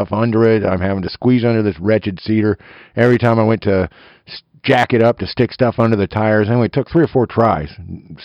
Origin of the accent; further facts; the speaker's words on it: eastern Kansas, United States; tree-hugging redneck from eastern Kansas